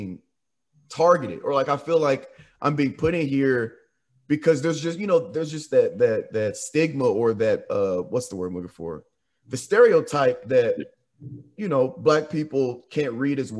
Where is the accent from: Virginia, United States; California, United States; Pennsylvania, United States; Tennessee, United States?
Tennessee, United States; Nashville; also born or lived in Jackson, Tennessee; I'm from Nashville and I'm from Williamson County